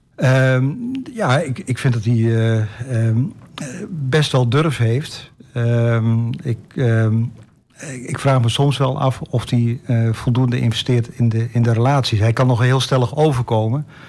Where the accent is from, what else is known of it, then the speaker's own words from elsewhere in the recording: Netherlands; als Nederlander